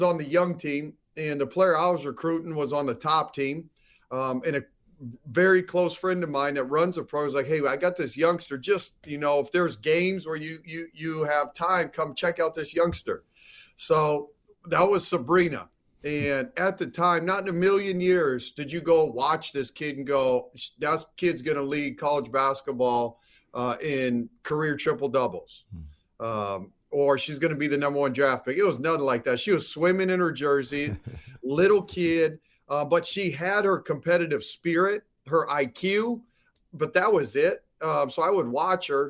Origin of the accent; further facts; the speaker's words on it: Seattle, Washington, United States; I'm from Seattle